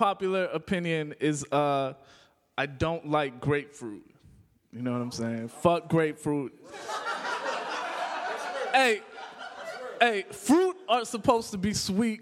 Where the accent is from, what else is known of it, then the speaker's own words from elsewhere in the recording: Calumet City, Illinois, United States; also born or lived in Chicago, Illinois; So I was born in Chicago. I was raised in Calumet City, which is a southern suburb, south suburb of Chicago